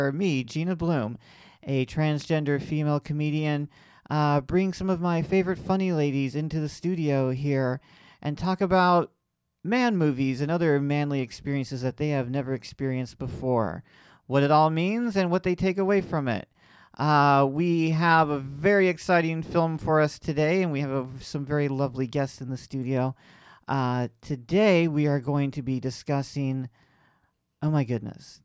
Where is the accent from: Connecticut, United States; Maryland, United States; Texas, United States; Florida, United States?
Florida, United States; Lakeland; my hometown of Lakeland, Florida